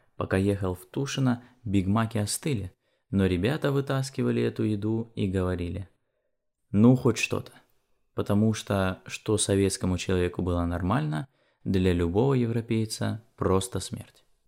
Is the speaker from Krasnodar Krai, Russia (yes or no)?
no; Borovichi, Novgorod Oblast, Russia; Численность моего родного города Боровичи составляет всего 50 тысяч человек